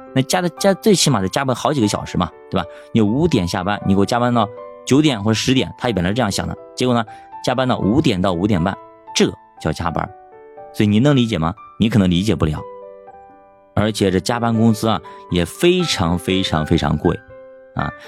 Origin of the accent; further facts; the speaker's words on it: China; 这让我们中国人理解不了啊